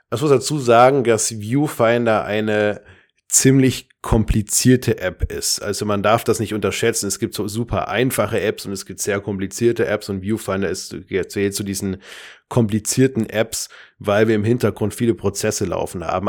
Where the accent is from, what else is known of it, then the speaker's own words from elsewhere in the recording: Darmstadt, Hesse, Germany; ich komme aus Darmstadt